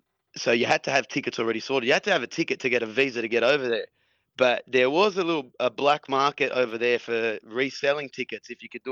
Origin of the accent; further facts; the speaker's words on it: Sydney, New South Wales, Australia; Born and bred in Belmore.